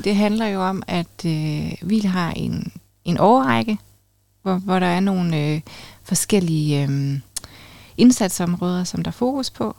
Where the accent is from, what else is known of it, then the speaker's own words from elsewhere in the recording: Funen, Southern Denmark, Denmark; now in Aalborg, Denmark; jeg er jo faktisk vokset op på Fyn